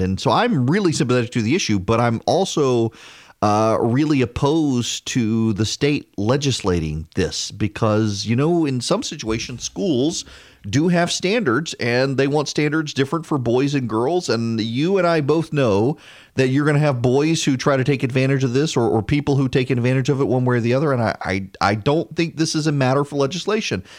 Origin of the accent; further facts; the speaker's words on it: East Feliciana Parish, Louisiana, United States; from just north of Baton Rouge